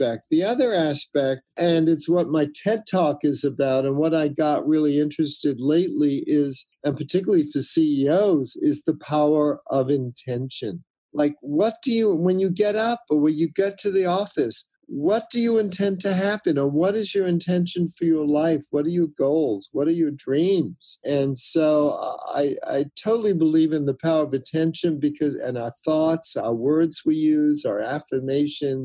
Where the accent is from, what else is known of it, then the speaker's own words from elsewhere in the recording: New York, United States; moved away; New York a couple of weeks ago, middle of summer, usually very hot. It's my hometown